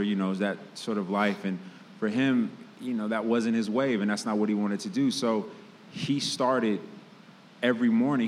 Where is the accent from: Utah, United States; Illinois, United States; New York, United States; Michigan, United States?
Illinois, United States; Chicago; I grew up in Chicago hip hop culture and graffiti culture